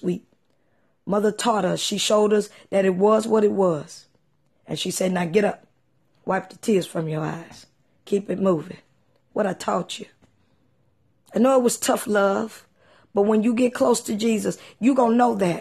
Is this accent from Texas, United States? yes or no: yes; East Texas, United States; when I was a little girl growing up in East Texas